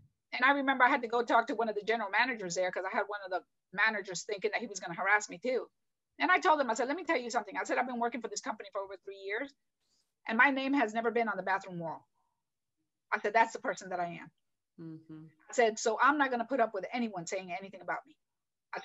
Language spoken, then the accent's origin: English; New York City, New York, United States; I was raised in New York City